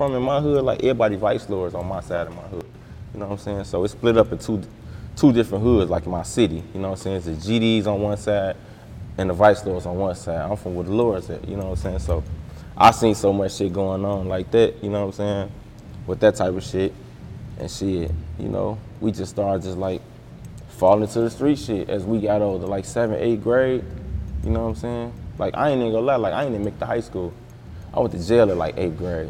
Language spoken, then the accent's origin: English; East Chicago, Indiana, United States; I'm from East Chicago